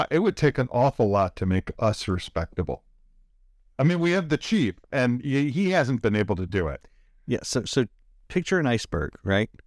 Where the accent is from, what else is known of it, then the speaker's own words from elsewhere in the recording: Baltimore, Maryland, United States; I'm I'm from Balmer. I'm going to use that all the time.